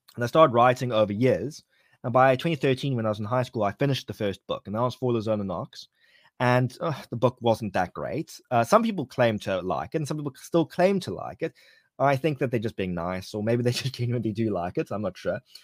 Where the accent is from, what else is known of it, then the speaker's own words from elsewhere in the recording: Cape Town, Western Cape, South Africa; Cape Town, my hometown